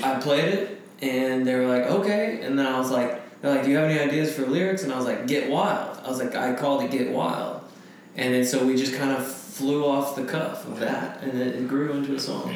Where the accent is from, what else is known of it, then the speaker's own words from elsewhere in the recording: Franklin, Tennessee, United States; I grew up in Franklin, Tennessee, outside of Nashville